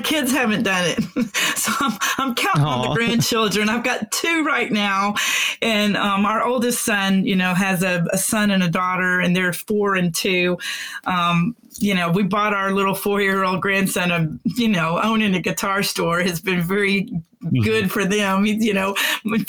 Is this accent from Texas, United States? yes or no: yes; Houston, Texas, United States; also born or lived in McKinney, Texas / Denton, Texas; I'm a Texan because I was born in Houston, moved away for a little while and came back